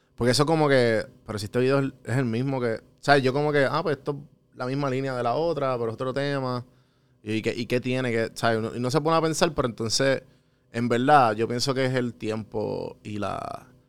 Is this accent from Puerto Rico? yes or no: yes; Puerto Rico